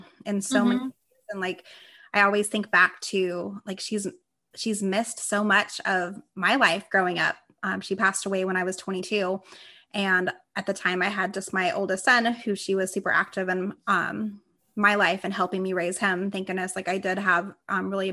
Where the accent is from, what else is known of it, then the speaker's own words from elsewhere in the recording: Las Vegas, Nevada, United States; I grew up in Las Vegas, Nevada